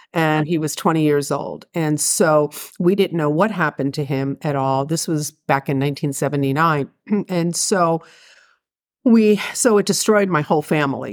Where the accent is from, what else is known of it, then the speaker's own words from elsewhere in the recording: Philadelphia, Pennsylvania, United States; I grew up in Philadelphia